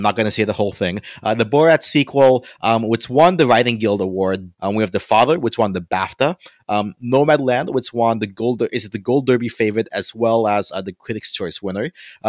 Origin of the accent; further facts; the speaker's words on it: Philippines; I'm not of Indian heritage, I'm Filipino, but there's also like a lot of parallels between, you know, having spent some time growing up in the Philippines